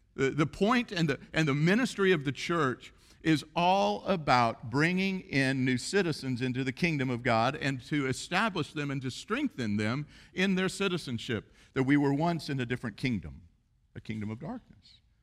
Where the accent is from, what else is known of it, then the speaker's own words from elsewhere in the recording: United States; we're Western and we're American